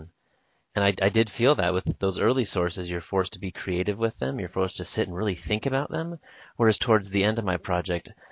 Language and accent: English; Northwest Washington, United States; I'm from Northwest Washington